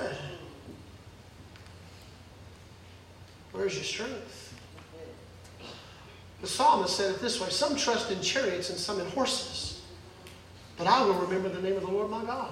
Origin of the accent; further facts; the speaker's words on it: Mississippi, United States; I grew up in Mississippi